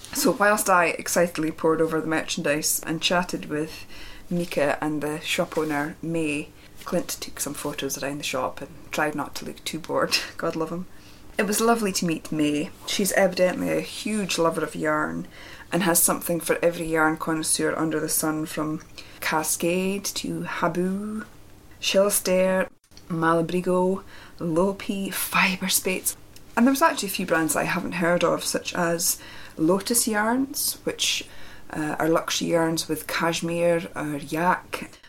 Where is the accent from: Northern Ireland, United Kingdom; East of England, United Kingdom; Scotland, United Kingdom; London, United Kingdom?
Scotland, United Kingdom; Shetland; moved away as an adult; also born or lived in Edinburgh; I was born and brought up in Shetland, but I lived in Edinburgh for well over 10 years, and so it's, I think about it as my home too